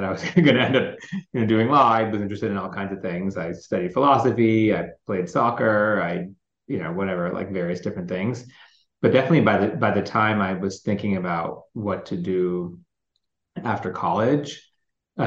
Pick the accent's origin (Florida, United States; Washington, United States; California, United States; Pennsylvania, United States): California, United States; Lancaster; I grew up in Lancaster, California, which has a small Sri Lankan Tamil population.